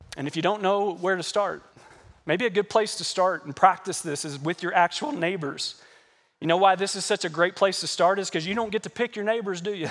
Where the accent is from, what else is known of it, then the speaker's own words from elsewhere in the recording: Kentucky, United States; moved away; also born or lived in Arizona; I'm a Kentucky boy. I grew up in Kentucky working on horse farms and tobacco farms and corn farms and hay farms